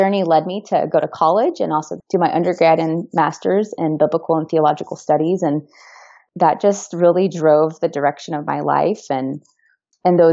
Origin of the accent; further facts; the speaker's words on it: Santa Cruz, California, United States; also born or lived in Atlanta, Georgia / Chicago, Illinois; now in San Jose, United States; My background is I grew up in a small beach town called Santa Cruz in California. So I am mostly Californian